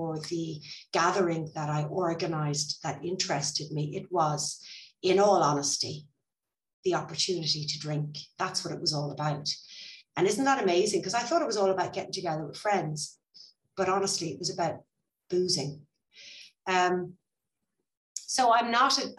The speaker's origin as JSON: {"language": "English", "country": "Ireland", "moved": "yes", "lives_now": "Spain", "said": "I'm Irish"}